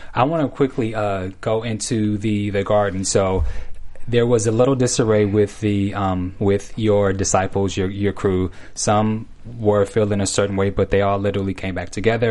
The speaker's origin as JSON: {"language": "English", "area": "Bay Area", "region": "California", "country": "United States", "said": "I'm from the Bay"}